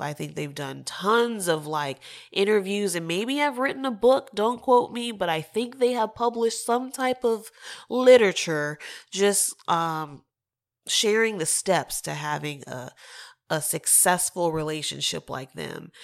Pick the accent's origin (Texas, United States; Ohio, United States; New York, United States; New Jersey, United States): Texas, United States; I'm from the South, but I'm from Texas